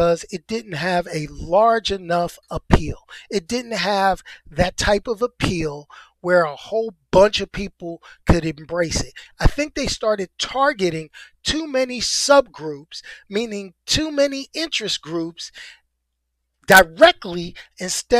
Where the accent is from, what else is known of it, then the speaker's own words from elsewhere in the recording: New York City, New York, United States; I'm a New Yorker, but I'm from the city. I'm from one of the five boroughs.